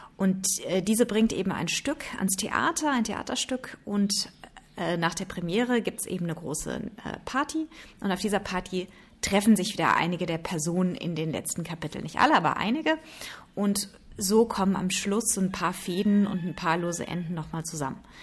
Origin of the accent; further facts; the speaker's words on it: Taunus, Hesse, Germany; now in India; normalerweise sitze ich ja im warmen Indien und das habe ich jetzt mal kurz eingetauscht, um über die Weihnachtsfeiertage in meine alte Heimat zurückzukehren